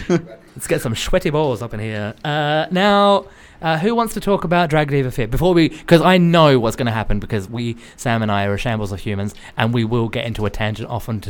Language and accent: English; Australia; I'm Australian.